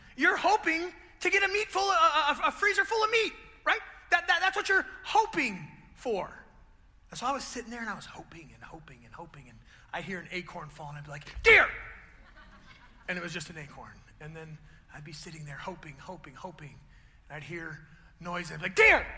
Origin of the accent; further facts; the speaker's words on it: Grosse Pointe, Michigan, United States; I grew up over on the east side, I grew up in Grosse Pointe